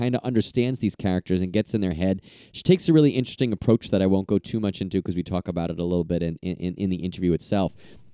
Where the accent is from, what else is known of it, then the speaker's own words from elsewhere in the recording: New York, United States; I'm from New York